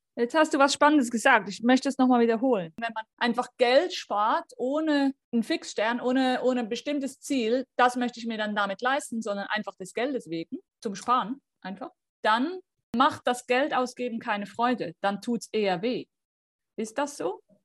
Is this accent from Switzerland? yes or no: yes; Switzerland; ich komme aus der Schweiz